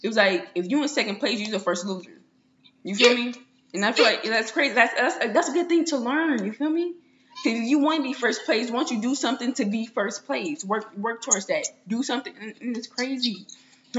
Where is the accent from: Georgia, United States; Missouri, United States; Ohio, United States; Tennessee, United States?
Missouri, United States; St. Louis; where I'm from St. Louis